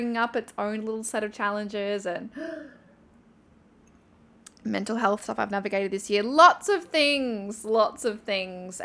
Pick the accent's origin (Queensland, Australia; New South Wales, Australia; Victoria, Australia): New South Wales, Australia; Newcastle; moved away as an adult; also born or lived in Thailand; leaving my hometown of Newcastle